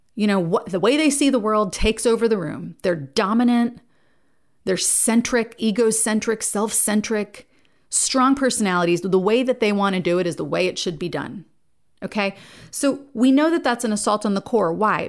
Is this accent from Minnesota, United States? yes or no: no; New Jersey, United States; now in Nashville, United States; I live in Nashville, but I'm from New Jersey